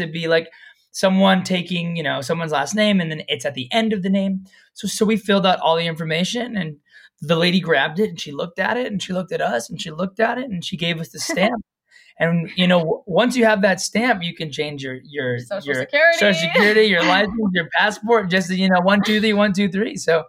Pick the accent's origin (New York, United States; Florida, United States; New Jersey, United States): Florida, United States; now in Maui, United States; I'm from Florida. They took me to the beach of California